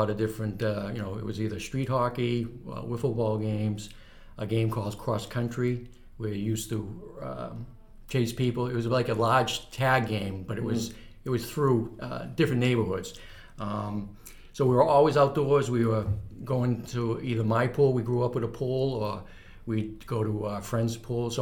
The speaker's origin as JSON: {"language": "English", "town": "North Andover", "region": "Massachusetts", "country": "United States", "tie": "born or raised there", "said": "I grew up here in North Andover my whole life"}